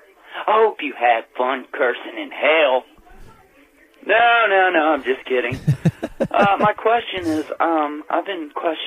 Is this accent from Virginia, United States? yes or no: yes; Richmond, Virginia, United States; And I'm from Richmond, Virginia, where rednecks and hood rats live in harmony.